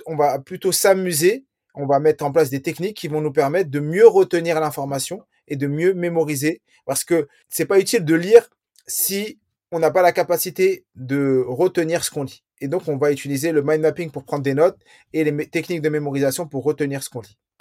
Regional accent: France; je suis né en France.

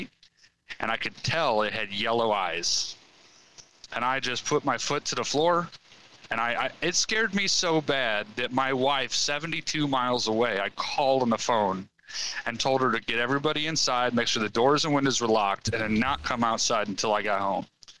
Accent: Missouri, United States; I'm from Missouri

